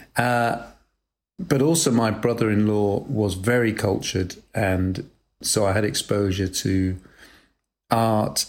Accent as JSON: {"language": "English", "country": "United Kingdom", "tie": "born or raised there", "also_born_or_lived": "Macclesfield, England", "said": "I was brought up in Britain, and um, there was a period of a few years when I lived in a town called Macclesfield, which is in the north near Manchester"}